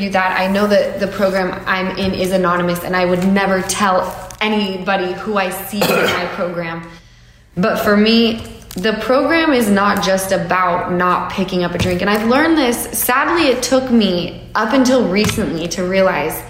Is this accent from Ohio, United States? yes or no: no; Utah, United States; I come from Utah